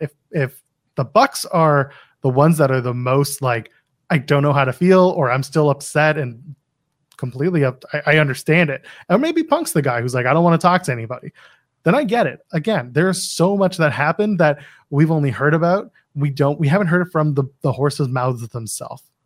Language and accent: English; Canada; I'm Canadian